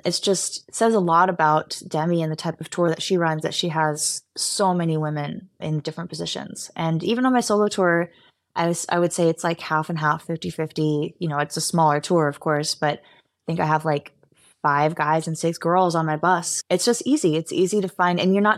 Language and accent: English; Los Angeles, California, United States; I'm from the Valley in LA.